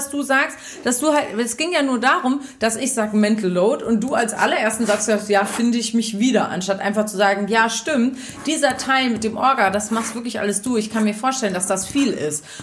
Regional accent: Lower Saxony, Germany; ich komme aus dem Wendland, du kommst aus Berlin

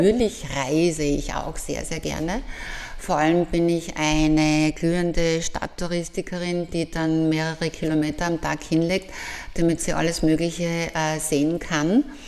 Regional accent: Graz, Styria, Austria; Ich durfte als Jugendliche am Fuße vom Kalvarienberg aufwachsen

